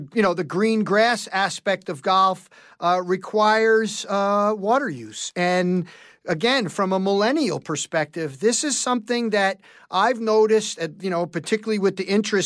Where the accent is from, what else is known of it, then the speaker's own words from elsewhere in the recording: New York City, New York, United States; a kid growing up in New York City